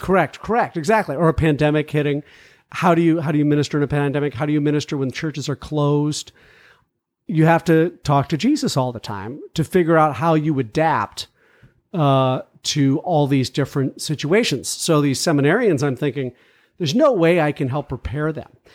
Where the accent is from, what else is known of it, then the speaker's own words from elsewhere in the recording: McLean, Virginia, United States; moved away; I grew up in Virginia. McLean